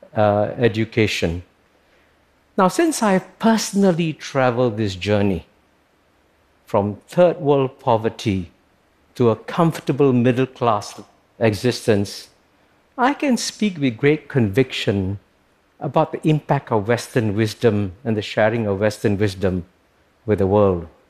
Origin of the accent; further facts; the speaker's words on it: Singapore; When I was born in Singapore, which was then a poor British colony, in 1948